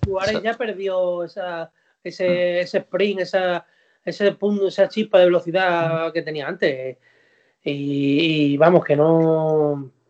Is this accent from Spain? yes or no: yes; Don Benito, Extremadura, Spain; mi paisano, encima que es de mi pueblo, de aquí de Don Benito